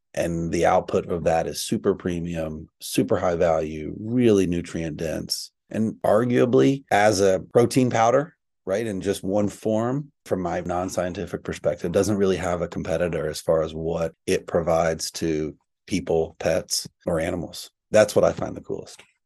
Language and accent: English; East Texas, United States; I'm from East Texas, so I grew up around cows and ranching and farming.